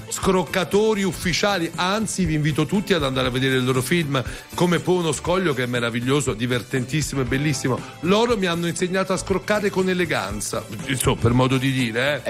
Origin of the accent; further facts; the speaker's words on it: Southern Italy, Italy; io e Fredella che siamo terroni